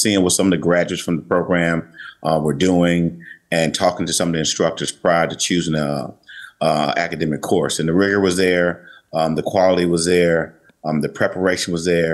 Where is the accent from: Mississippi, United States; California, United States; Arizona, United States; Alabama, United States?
Mississippi, United States; Jackson; also born or lived in New York; I'm actually from Mississippi, and growing up in Jackson